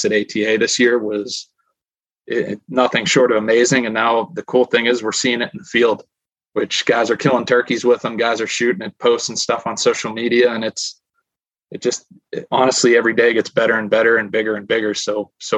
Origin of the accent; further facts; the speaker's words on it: Pittsburgh, Pennsylvania, United States; I'm from the Pittsburgh, Pennsylvania area, but grown up, you know, hunting heritage, hunting family